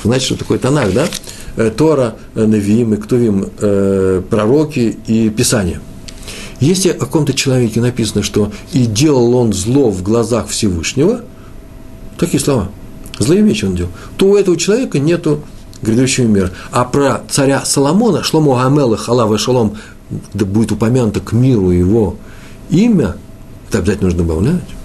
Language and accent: Russian; Russia; я из России